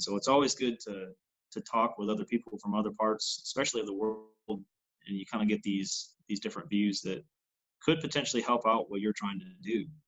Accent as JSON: {"language": "English", "region": "New York", "country": "United States", "tie": "born or raised there", "moved": "as an adult", "lives_now": "Missouri, United States", "said": "New York's a very large state as a whole, where you know I was seven and a half hours away from the state or away from the uh, away from the city"}